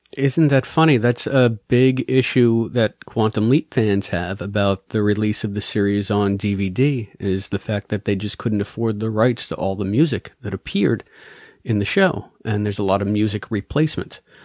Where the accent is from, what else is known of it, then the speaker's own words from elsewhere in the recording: New York City, New York, United States; I'm straight out of the Bronx